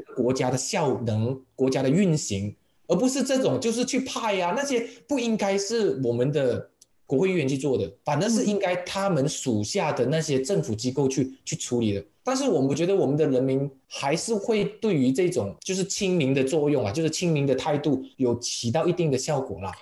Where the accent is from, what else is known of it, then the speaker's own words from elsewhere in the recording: Malaysia; 我们的马来西亚的华人哦，我们已经嗯。扎根了三四代了